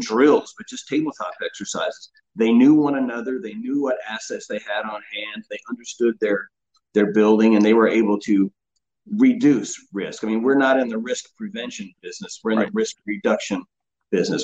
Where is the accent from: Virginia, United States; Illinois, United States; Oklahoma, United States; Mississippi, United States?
Oklahoma, United States; moved away as an adult; also born or lived in Huntington Beach, California; I grew up in Oklahoma